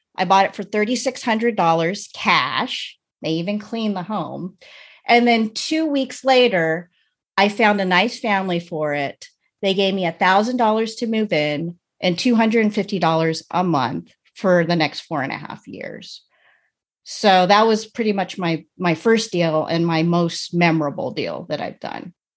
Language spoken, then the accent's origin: English; United States; I was born in America, but my parents were born in the Philippines